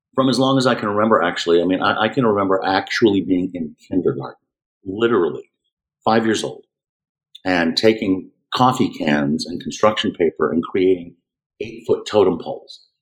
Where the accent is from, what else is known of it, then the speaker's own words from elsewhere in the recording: Houston, Texas, United States; We grew up in Houston, surrounding area of Houston